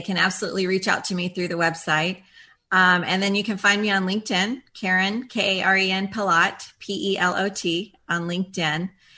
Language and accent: English; Florida, United States; I am actually a fifth generation Floridian